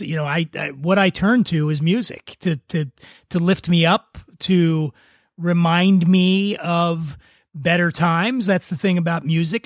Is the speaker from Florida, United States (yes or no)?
no; Philadelphia, Pennsylvania, United States; now in Los Angeles, United States; I'm from Philadelphia